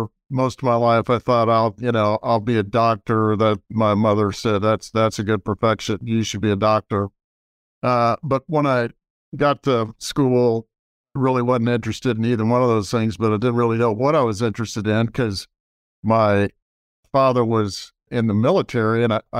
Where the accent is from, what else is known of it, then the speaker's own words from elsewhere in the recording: Austin, Texas, United States; Well, I grew up in Austin, Texas, for the most part. And I say for the most part because my father was in the Army. So we ended up moving around all the time, lived in Army bases all over the country.